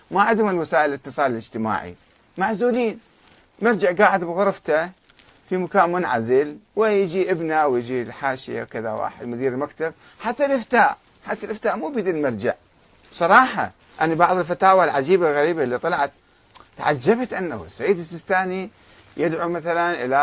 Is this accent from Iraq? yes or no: yes; Karbala, Karbala Governorate, Iraq; born or raised there